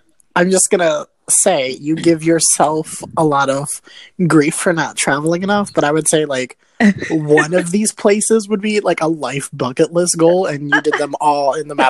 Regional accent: United States; also born or lived in New York; as an American

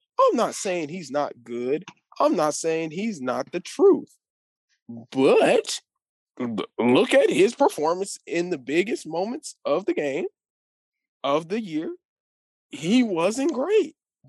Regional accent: Texas, United States

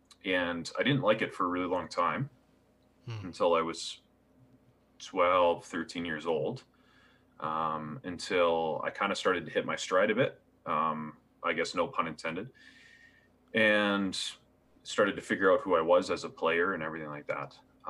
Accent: Kitchener, Ontario, Canada; So yeah, I was born in the Kitchener-Waterloo area. And that's where I grew up in you know, that southern Toronto area.

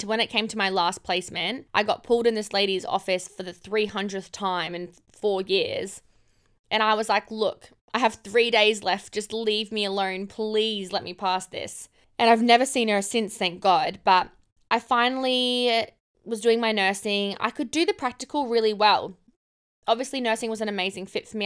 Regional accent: Cairns, Queensland, Australia; moved away; also born or lived in Gold Coast; I grew up in Cairns. I grew up in far north Queensland

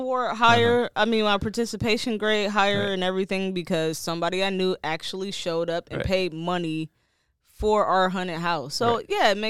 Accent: Detroit, Michigan, United States; I'm from Detroit. Like, kids had pillowcases, legit, and they was dingy pillowcases.

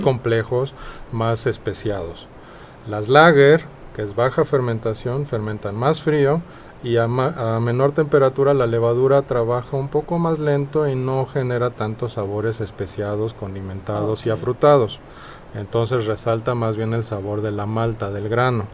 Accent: Mexico City, Mexico; accent: chilango; also born or lived in Denmark; nací en Dinamarca, pero crecí en México

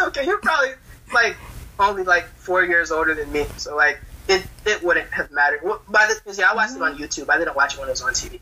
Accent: Georgia, United States; we grew up in Georgia

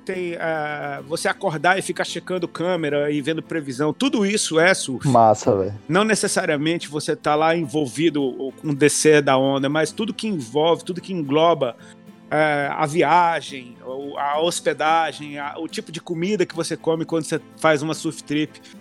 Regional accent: Brasília, Federal District, Brazil; moved away as an adult; also born or lived in São Paulo; now in Balneário Camboriú, Brazil; eu sou de Brasília

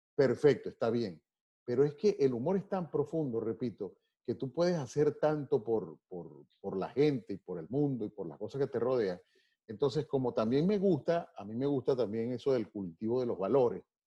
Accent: Venezuela; moved away as an adult; also born or lived in Maracay; yo simplemente soy un venezolano

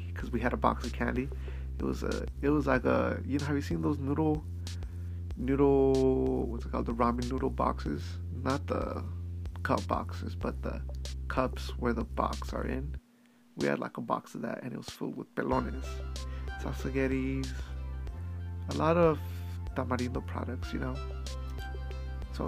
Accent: Idaho, United States; Growing up in Idaho

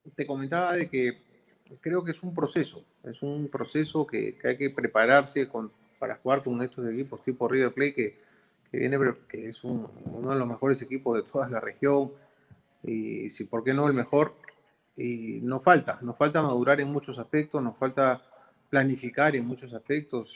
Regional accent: Peru; como peruano, como dirigente

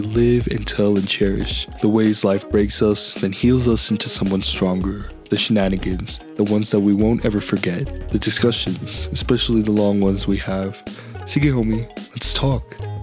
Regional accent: United States; I'm a Filipino American aspiring video content creator based in the United States

